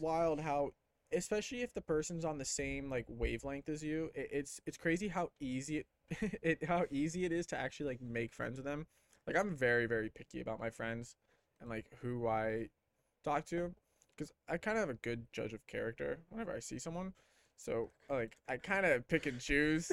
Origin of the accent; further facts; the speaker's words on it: Clearwater, Florida, United States; I'm from Clearwater